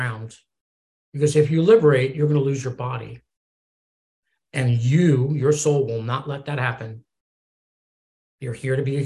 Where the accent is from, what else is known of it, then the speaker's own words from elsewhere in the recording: East Coast, United States; I'm from the East Coast